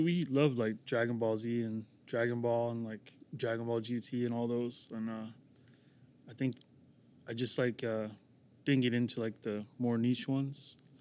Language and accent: English; Kansas City, Missouri, United States; also born or lived in Oklahoma; I was born in Kansas City, Missouri, and then James and Andy were born in Oklahoma City